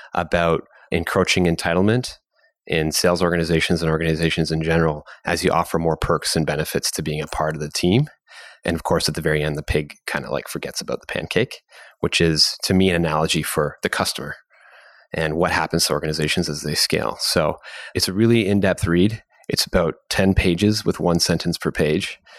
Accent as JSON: {"language": "English", "country": "Canada", "said": "as a Canadian"}